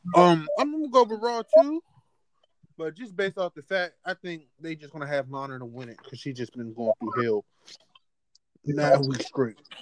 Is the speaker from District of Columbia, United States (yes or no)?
yes; Washington, District of Columbia, United States; accent: DC; my DC accent